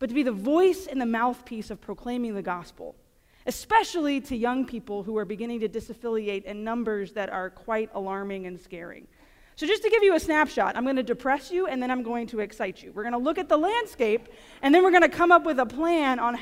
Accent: near the town of Iowa, Louisiana, United States; We have a little tiny town about 45 minutes, not even 45, it's like 20 minutes from my hometown called Iowa

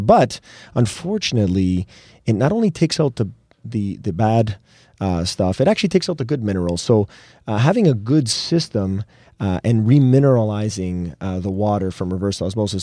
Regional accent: Canada; we're proudly Canadian

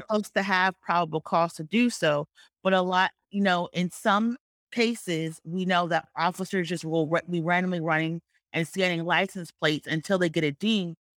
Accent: Georgia, United States; this is my home state of Georgia

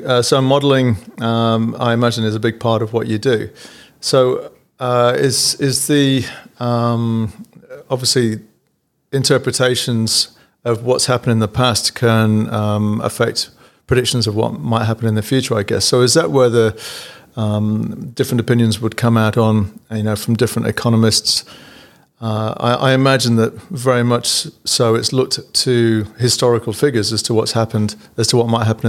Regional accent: England, United Kingdom; now in Australia; growing up in England with the NHS, which always gets, you know, bagged as being not very good

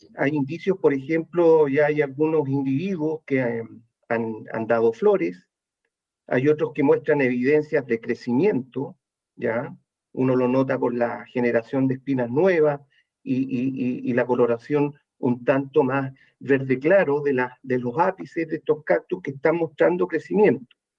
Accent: Chile; Los chilenos

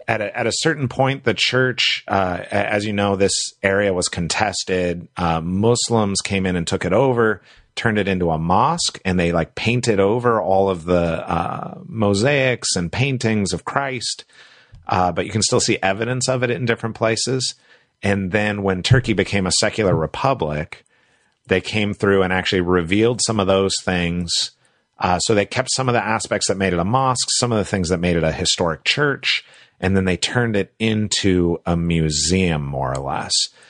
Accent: United States; also born or lived in Asia; as an American

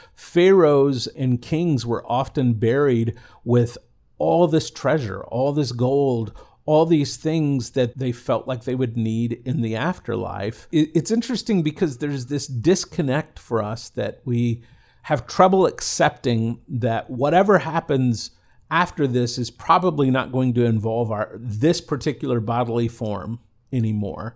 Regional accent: the South, United States; growing up in the South

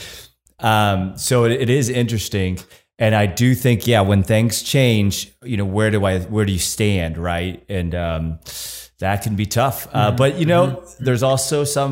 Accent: United States; being an American born here and always lived here

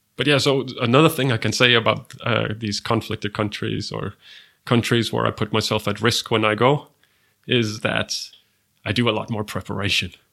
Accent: Denmark; my home country, Denmark

